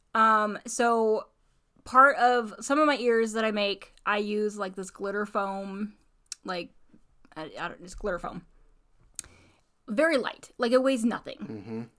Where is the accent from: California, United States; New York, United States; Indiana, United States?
Indiana, United States; now in Alaska, United States; I, so I grew up in Indiana